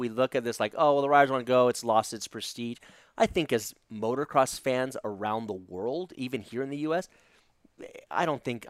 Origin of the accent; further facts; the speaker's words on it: United States; as an American, you know, fan, you know, as an American motocross fan